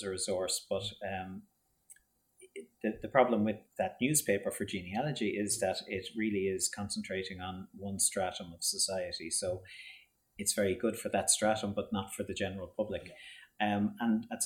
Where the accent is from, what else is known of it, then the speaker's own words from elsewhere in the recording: Baltinglass, Leinster, Ireland; I'm from Baltinglass, and in the West